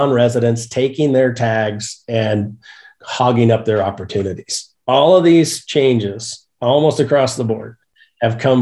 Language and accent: English; Idaho, United States; moved away; I grew up in Idaho, 25 years as a resident there, still a lifetime resident license holder.